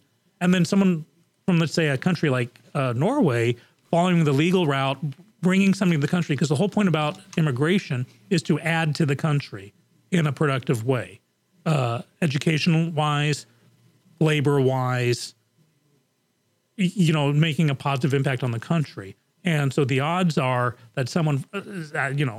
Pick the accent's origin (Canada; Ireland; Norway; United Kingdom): United Kingdom; England; moved away; when I was growing up in England, basically the borders were wide open